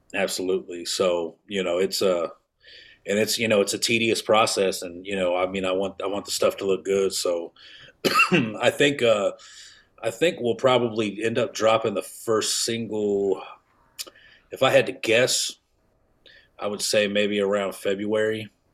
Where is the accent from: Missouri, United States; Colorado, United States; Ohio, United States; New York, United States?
Missouri, United States; Kansas City; moved away as an adult; also born or lived in Atlanta; I'm from Kansas City